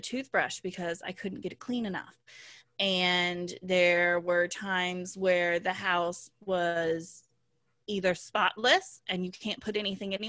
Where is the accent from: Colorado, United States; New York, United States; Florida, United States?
Colorado, United States; moved away as an adult; also born or lived in Washington, D.C.; I grew up in Colorado